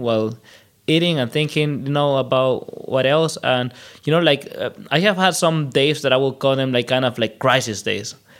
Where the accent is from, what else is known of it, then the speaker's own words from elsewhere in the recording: El Salvador; moved away as an adult; now in Germany; a good thing about growing up in El Salvador is that I lived like almost the whole history of the internet compact in less years, right? Because I I, I lived through the '90s in El Salvador